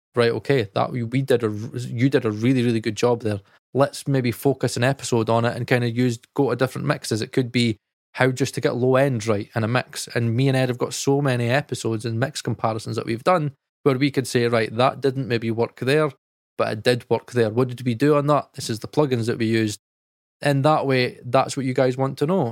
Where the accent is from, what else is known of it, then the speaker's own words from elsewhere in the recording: United Kingdom; we're British